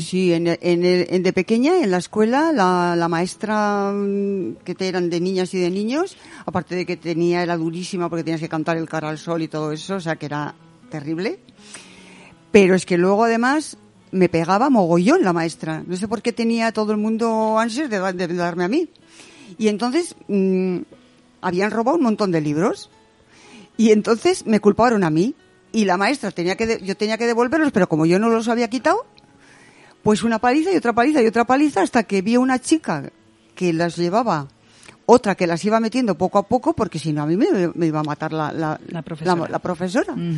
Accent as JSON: {"language": "Spanish", "area": "Salamanca", "region": "Castile and León", "country": "Spain", "tie": "born or raised there", "said": "mi pueblo, que yo vivo, yo nací en Salamanca"}